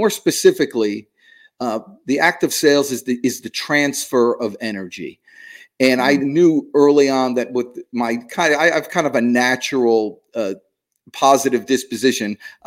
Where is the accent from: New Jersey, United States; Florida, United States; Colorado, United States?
New Jersey, United States; I'm from New Jersey